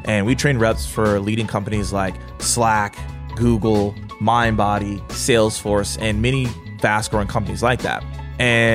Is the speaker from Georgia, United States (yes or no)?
yes; Atlanta, Georgia, United States; I'm from Atlanta.